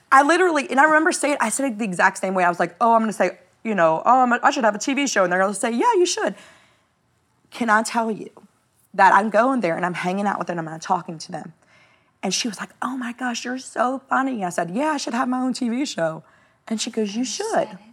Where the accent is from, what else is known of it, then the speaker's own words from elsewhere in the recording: New Orleans, Louisiana, United States; I was nobody from New Orleans, Louisiana